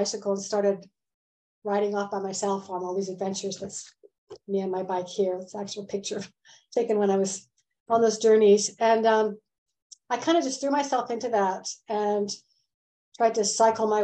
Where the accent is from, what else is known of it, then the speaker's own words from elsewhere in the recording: Canada; moved away as an adult; also born or lived in Vancouver; I'm a Canadian, but I've lived a lot of years outside of Canada